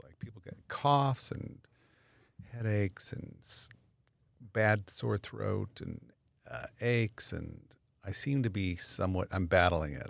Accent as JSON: {"language": "English", "town": "Los Angeles", "region": "California", "country": "United States", "tie": "born or raised there", "said": "I actually grew up here. I grew up in the valley. I was a North Hollywood High guy"}